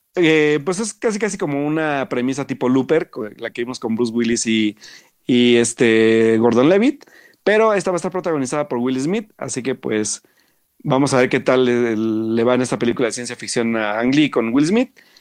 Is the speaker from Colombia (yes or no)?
no; Mexico; como buenos mexicanos curiosos